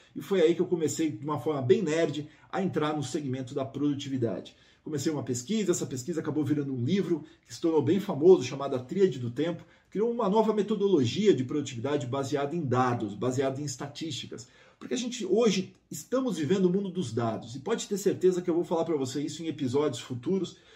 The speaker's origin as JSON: {"language": "Portuguese", "country": "Brazil", "moved": "as an adult", "lives_now": "United States", "said": "o Brasil é minha terra, é o lugar que está minha família"}